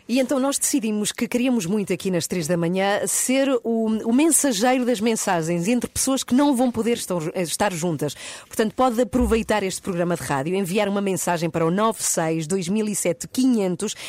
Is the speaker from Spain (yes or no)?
yes; Madrid, Community of Madrid, Spain; now in Portugal; a minha origem é de Espanha. Eu nasci em Madrid, onde vivi muitos anos